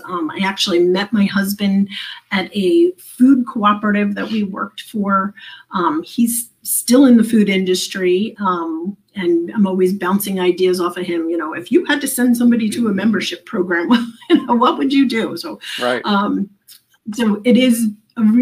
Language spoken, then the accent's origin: English; New Jersey, United States; moved away as an adult; also born or lived in New Hampshire; now in Pennsylvania, United States; I am originally from New Jersey